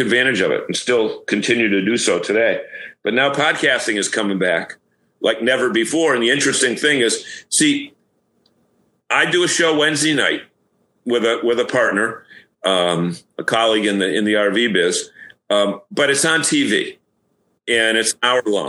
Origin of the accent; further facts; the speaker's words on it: Massachusetts, United States; I was from Massachusetts